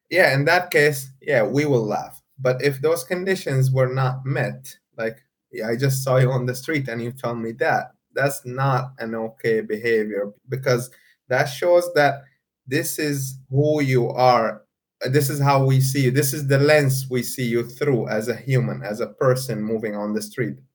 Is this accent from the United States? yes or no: no; Saudi Arabia; after I said I come from Saudi Arabia, that person was not very happy